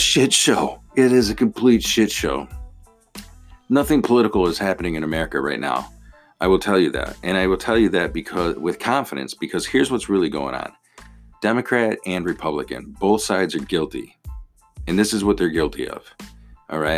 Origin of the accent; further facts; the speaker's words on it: United States; being an American and being a voting American